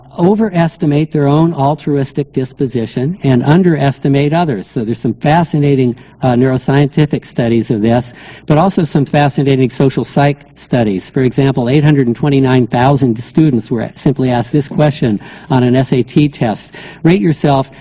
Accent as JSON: {"language": "English", "region": "Northern California", "country": "United States", "tie": "born or raised there", "said": "I grew up in Northern California"}